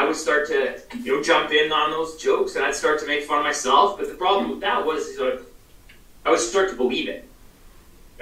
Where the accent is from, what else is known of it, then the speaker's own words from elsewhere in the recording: British Columbia, Canada; I'm from Canada